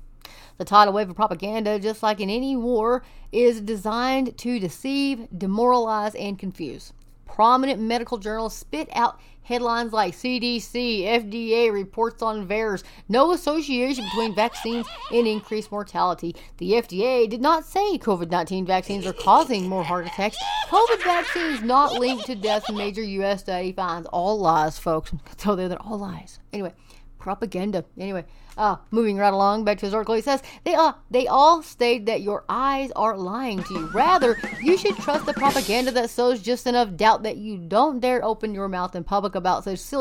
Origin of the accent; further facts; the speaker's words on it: Texas, United States; I am from Texas and we don't sound like